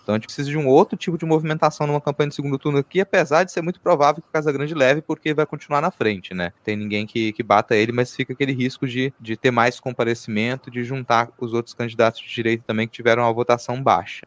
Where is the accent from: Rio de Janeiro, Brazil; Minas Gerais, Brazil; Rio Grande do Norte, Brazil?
Minas Gerais, Brazil; moved away; eu nasci em Minas, eu passei metade da minha vida lá